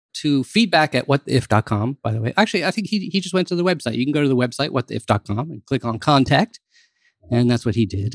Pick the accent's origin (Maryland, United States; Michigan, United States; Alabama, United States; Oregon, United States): Maryland, United States; I grew up in Maryland